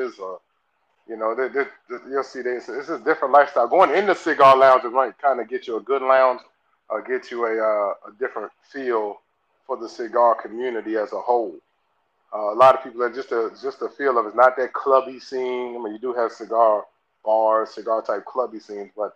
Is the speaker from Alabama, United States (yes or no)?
no; Tappahannock, Virginia, United States; I'm so country. I'm real country with it. So it's not just the Southern. I'm from Tappahannock, Virginia.